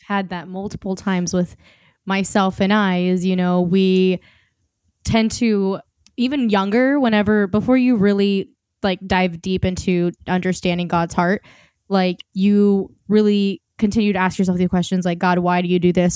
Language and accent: English; Oklahoma, United States; accent: Southern; I am born in America, and a lot of people say that I tend to sometimes throw in, like, a Southern accent. So if it comes out, I apologize. I'm from Oklahoma